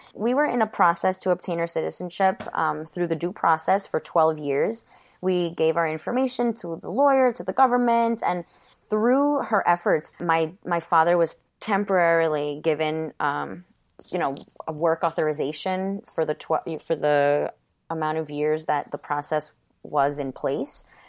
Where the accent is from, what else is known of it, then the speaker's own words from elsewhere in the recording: Westchester County, New York, United States; also born or lived in Ecuador; this is where I grew up, a kindergarten through college into my professional career.